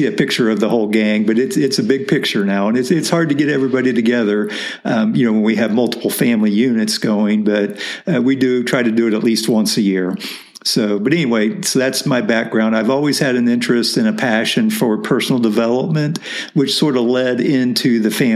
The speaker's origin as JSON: {"language": "English", "region": "Midwest", "country": "United States", "tie": "born or raised there", "said": "grew up in the Midwest"}